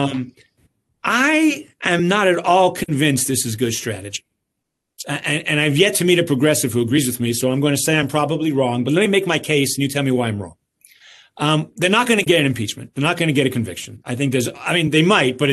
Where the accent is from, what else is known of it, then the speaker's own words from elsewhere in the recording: New York, United States; I was raised in New York